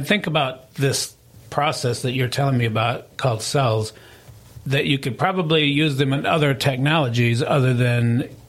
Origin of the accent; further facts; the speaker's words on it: Lansing, Michigan, United States; now in Tennessee, United States; I came from Lansing, Michigan many, many moons ago, I think 1993. That makes me a resident of Tennessee now.